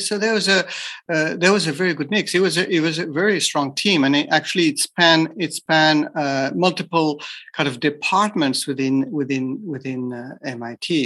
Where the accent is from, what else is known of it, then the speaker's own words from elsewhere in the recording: France; moved away as an adult; also born or lived in Japan; I'm from France, so I was trained in France as as an engineer